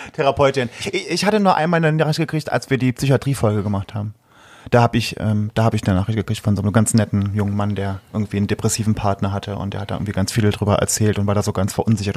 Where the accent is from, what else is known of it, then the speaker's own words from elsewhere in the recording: a small village near Saarlouis, Saarland, Germany; Ich komme aus dem, aus dem äh, einem schönen kleinen Dörfchen im Saarland. Das ist bei Saarlouis